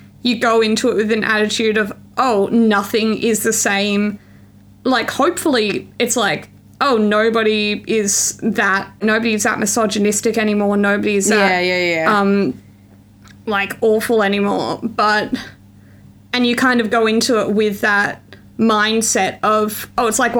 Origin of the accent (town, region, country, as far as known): Australia; born or raised there